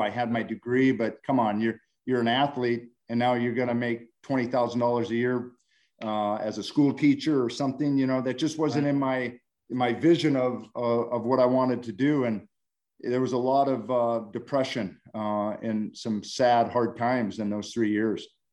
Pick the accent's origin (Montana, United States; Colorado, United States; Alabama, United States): Montana, United States; moved away; born and raised in Montana.